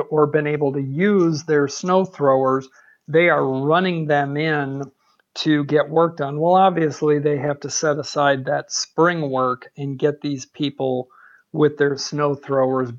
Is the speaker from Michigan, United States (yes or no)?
yes; Michigan, United States; now in Arizona, United States; Born and raised in Michigan